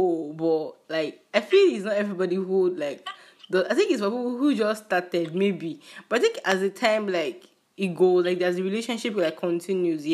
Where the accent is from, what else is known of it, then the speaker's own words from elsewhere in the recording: Nigerian Igbo, Igboland, Nigeria; a Nigerian Igbo girl that I am